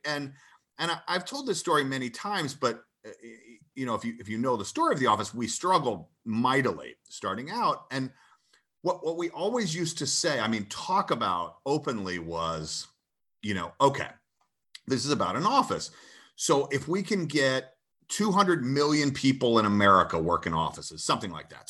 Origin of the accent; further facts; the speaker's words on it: Athens, Georgia, United States; I grew up in Georgia and my, uh, my youth was spent in Athens